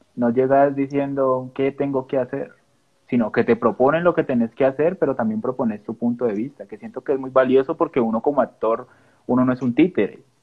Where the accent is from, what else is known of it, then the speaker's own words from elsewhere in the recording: Colombia; nosotros como colombianos